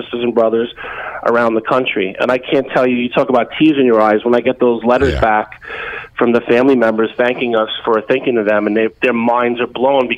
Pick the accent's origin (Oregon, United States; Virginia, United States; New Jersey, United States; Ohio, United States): New Jersey, United States; Hudson County; growing up in Hudson County and from New Jersey